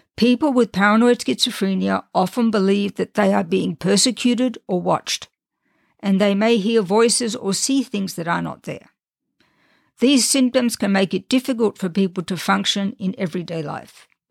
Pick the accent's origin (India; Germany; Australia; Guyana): Australia; accent: Australian; also born or lived in England / France; now in United States; I was born and raised in Australia, and I did nothing to try to get rid of my Australian accent